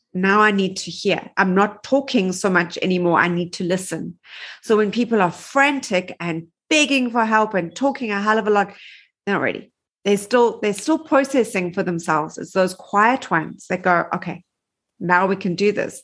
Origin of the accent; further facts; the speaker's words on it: Johannesburg, Gauteng, South Africa; also born or lived in New York; I am from Johannesburg, South Africa. Um, I've lived here my whole life.